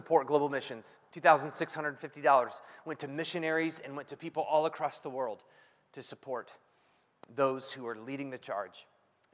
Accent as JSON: {"language": "English", "region": "Ohio", "country": "United States", "tie": "born or raised there", "moved": "yes", "said": "I grew up in Ohio"}